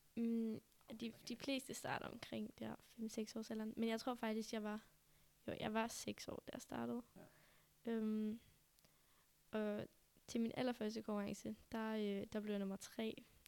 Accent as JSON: {"language": "Danish", "country": "Denmark", "said": "jeg var den første dansker"}